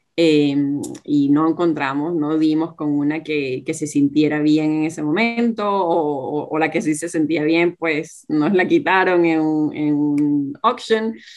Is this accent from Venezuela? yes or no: yes; Venezuela; moved away as an adult; now in Australia; tanto Gerardo como yo somos venezolanos y en ese momento todavía estábamos viviendo en, en Venezuela